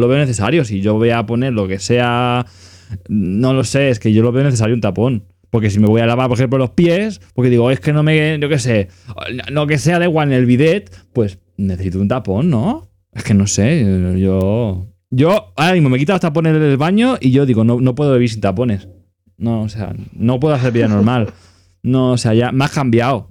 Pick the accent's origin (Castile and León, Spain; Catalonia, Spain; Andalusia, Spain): Catalonia, Spain; mi pueblo tenemos, somos el segundo pueblo con el agua más cara de toda Cataluña